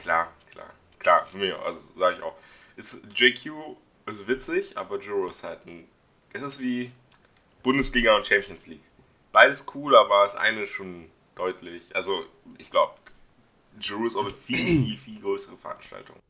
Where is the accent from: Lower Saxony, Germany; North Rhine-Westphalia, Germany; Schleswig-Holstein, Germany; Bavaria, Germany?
Lower Saxony, Germany; Dissen am Teutoburger Wald; ich komme aus der Stadt Dissen am Teutoburger Wald